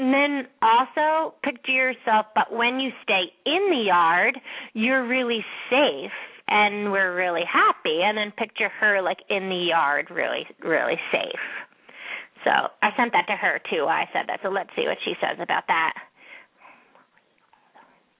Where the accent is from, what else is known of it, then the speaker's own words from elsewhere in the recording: Ojai, California, United States; I'm from Ojai